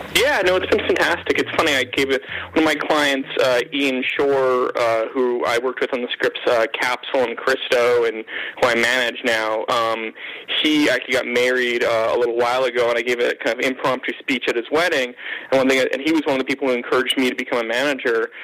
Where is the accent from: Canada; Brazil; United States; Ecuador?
Canada; being Canadian